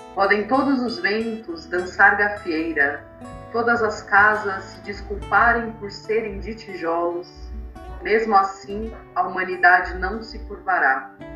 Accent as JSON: {"language": "Portuguese", "region": "São Paulo", "country": "Brazil", "tie": "born or raised there", "also_born_or_lived": "Taboão da Serra", "said": "Campo Limpo, Zona Sul, é, Tabuão onde eu cresci, nasci, né? Eu fui morar no Taboão pequena, depois estou no Campo Limpo"}